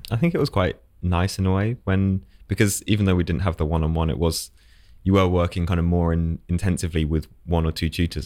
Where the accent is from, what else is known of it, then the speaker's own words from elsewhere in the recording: Essex, East of England, United Kingdom; moved away as an adult; now in London, United Kingdom; originally I was from Essex